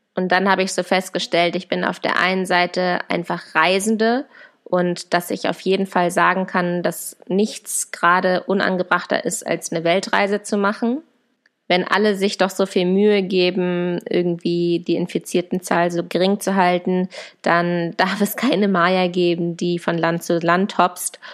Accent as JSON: {"language": "German", "country": "Germany", "said": "meinem Heimatland, nach meiner Familie"}